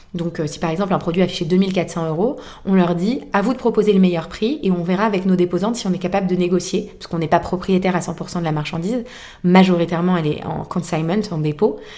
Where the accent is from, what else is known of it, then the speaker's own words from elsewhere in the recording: Boulogne, France; nous faisons des brocantes dans ma ville natale qui est Boulogne